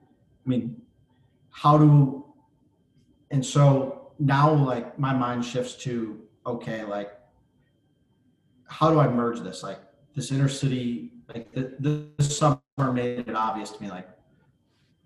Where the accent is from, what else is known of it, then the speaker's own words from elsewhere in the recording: Avon Lake, Ohio, United States; moved away as an adult; also born or lived in Arizona / Mississippi; now in Pittsburgh, United States; I grew up in Avon Lake, Ohio